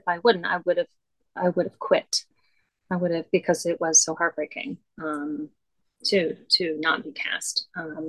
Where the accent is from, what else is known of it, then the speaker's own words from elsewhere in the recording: Lambertville, Michigan, United States; moved away as an adult; also born or lived in Toledo, Ohio / Boston / New York; I was from a little town, called Lambertville, Michigan, itty bitty, one stoplight